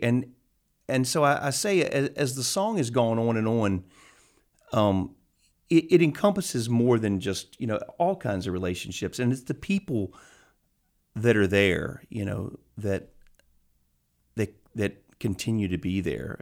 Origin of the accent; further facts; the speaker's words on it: Richmond, Virginia, United States; also born or lived in New York / Los Angeles; I grew up just outside of Richmond, and I left here and went to college, and then I was in New York a lot and, uh, in L A a little bit